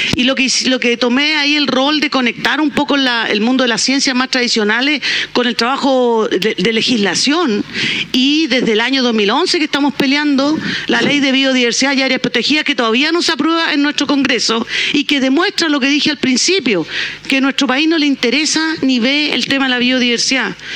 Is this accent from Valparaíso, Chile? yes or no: yes; Valparaíso, Chile; Soy porteña.